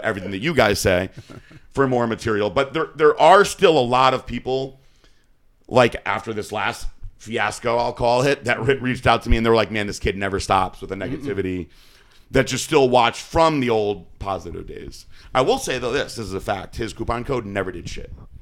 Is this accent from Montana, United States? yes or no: no; Danbury, Connecticut, United States; I'm from Danbury.